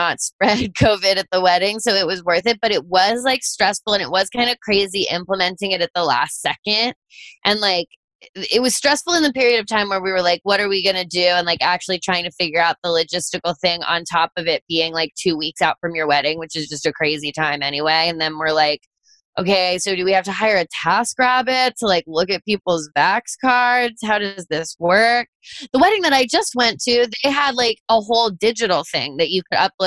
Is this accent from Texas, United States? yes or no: no; Fairfax County, Virginia, United States; moved away; I grew up in Virginia too